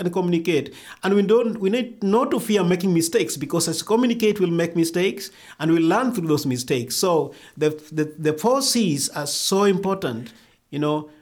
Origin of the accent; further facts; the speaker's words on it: Kenya; also born or lived in Rift Valley, Kenya / India / Nairobi, Kenya; I grew up in Kadawa village that is, uh, in western Kenya